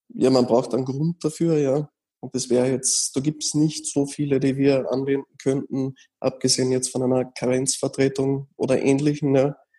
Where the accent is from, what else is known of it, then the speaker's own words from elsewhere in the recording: Austria; bei uns in Österreich